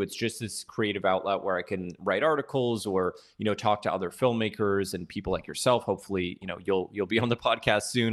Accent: Toronto, Ontario, Canada; moved away as an adult; now in Los Angeles, United States; originally I'm from Toronto. I grew up there and then, uh, moved here to L A almost exactly seven years ago

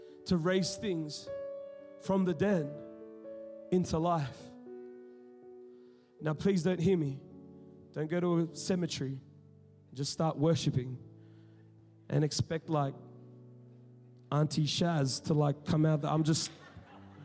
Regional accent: Sydney, New South Wales, Australia; now in Melbourne, Australia; I'm talking about Western Sydney. We know what's up. You know what I'm saying? I grew up in the hood.

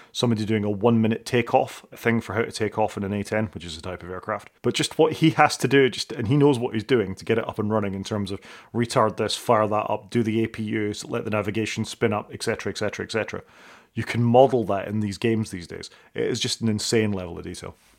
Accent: Scotland, United Kingdom; I'm Scottish

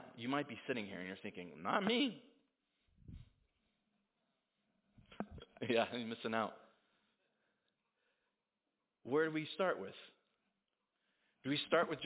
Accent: United States; as an American

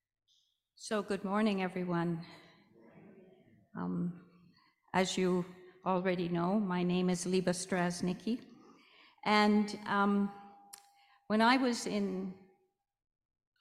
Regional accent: Canada; I came to Canada when I was fairly young, and I grew up in a Roman Catholic Anglican household

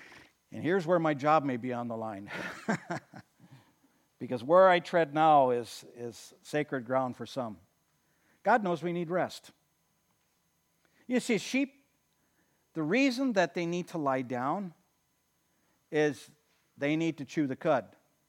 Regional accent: Watertown, United States; I mean, I grew up in Watertown, and I remember we had blue laws back

